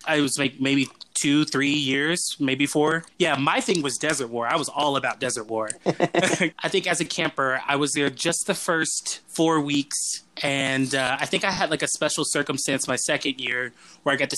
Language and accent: English; Atlanta, Georgia, United States; I'm originally from Atlanta